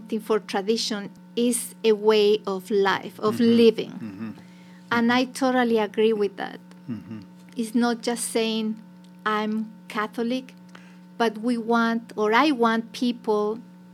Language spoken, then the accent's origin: English; Santiago, Santiago Metropolitan Region, Chile; also born or lived in Mexico City; now in Ohio, United States; I'm from Santiago, Chile